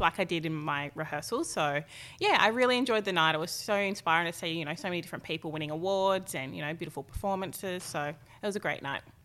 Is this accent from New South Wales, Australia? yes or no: yes; Tweed Heads, New South Wales, Australia; also born or lived in Gold Coast, Queensland; I grew up, um, in Tweed Heads with my mum, my dad